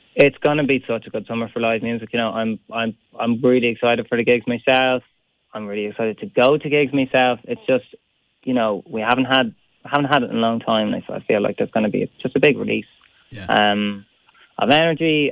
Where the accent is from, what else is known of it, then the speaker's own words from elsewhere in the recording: Ireland; we have so much good music in our country